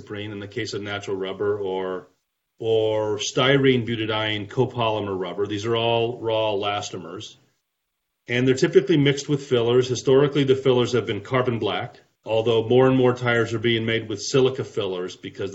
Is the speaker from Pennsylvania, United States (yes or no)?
no; St. Louis, Missouri, United States; moved away as an adult; also born or lived in Houston, Texas; now in Atlanta, United States; originally from St. Louis area, born and raised